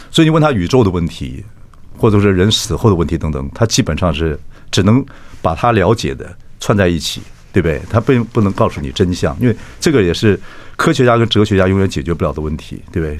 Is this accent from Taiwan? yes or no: yes; Chiayi, Taiwan; 我嘉义人嘛。我嘉义人